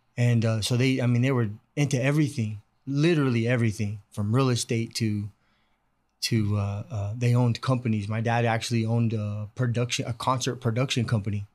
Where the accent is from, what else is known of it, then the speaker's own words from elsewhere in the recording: Bakersfield, California, United States; I was able to just stay, go to East High